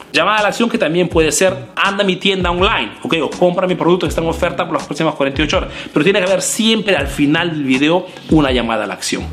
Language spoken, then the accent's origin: Spanish; Peru; now in Italy; Soy un emprendedor peruano que hace negocios en Italia, en Europa principalmente